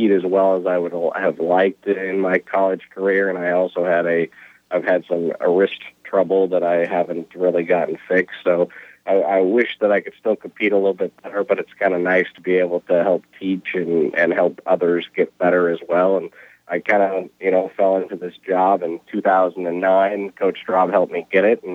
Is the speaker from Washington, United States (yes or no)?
yes; Washington, United States; moved away; also born or lived in Nebraska / Arkansas; I'm from Washington State originally